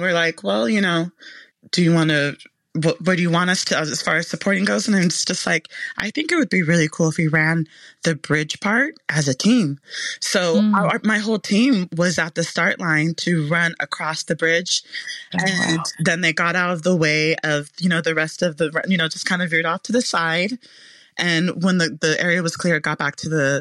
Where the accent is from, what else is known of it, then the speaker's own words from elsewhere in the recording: Memphis, Tennessee, United States; I was born in Memphis, Tennessee